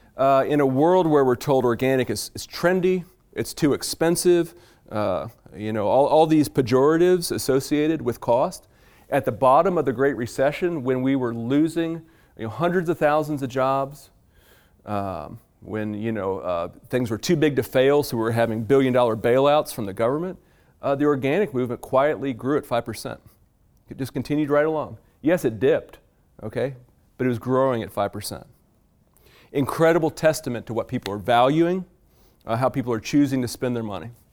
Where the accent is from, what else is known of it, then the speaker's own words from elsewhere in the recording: Virginia, United States; I am from Virginia